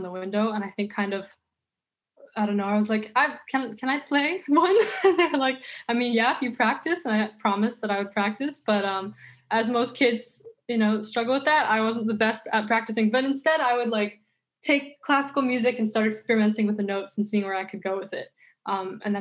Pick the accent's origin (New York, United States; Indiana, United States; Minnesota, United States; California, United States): California, United States; Los Angeles; also born or lived in San Diego; I was actually born in Los Angeles. So I've been here my whole life.